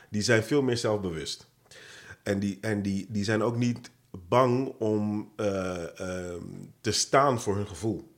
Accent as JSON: {"language": "Dutch", "town": "Rotterdam", "region": "South Holland", "country": "Netherlands", "tie": "born or raised there", "said": "Geboren getogen in een van de mooiste steden van, van het land, zeg ik heel trots, Rotterdam."}